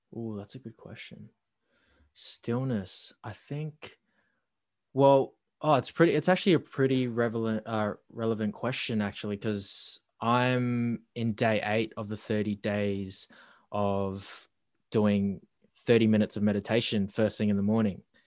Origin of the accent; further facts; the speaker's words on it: Darwin, Northern Territory, Australia; moved away as an adult; now in Melbourne, Australia; the childhood days growing up in Darwin